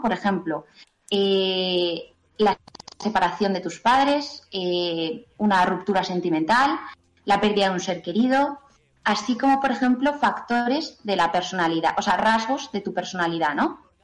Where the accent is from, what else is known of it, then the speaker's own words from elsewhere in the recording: Pamplona, Navarre, Spain; soy de Pamplona